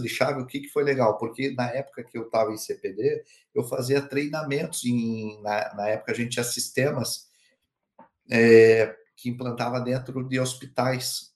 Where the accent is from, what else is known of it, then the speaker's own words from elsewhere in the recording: Curitiba, Paraná, Brazil; now in Pomerode, Brazil; Eu sou de Curitiba, é, estou em, em, Santa Catarina, né? Como você falou aqui em Pomerode